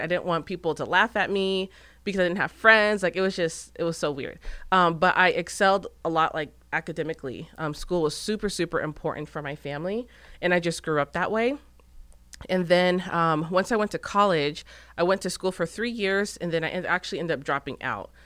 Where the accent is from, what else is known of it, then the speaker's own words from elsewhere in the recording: Gilbert, Arizona, United States; moved away as an adult; now in Texas, United States; I'm originally from Gilbert, Arizona